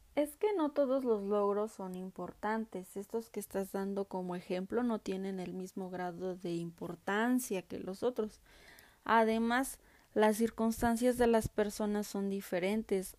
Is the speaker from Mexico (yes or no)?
yes; Mexico; nuestra identidad como mexicanos